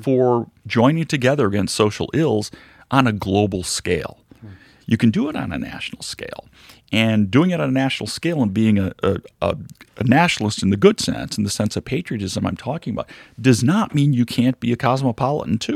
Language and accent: English; United States